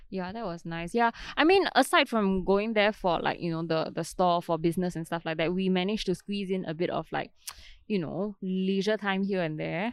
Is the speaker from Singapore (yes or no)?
yes; Singapore; we are from Singapore